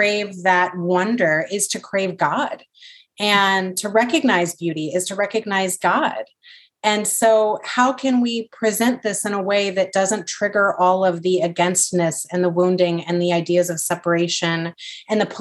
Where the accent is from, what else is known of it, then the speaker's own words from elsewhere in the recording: the South, United States; growing up in the Christian South, with a very conservative